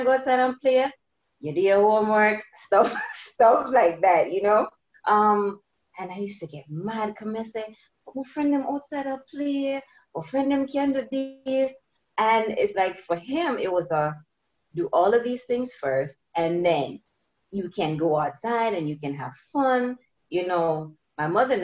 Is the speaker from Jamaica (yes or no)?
yes; Jamaica; growing up in Jamaica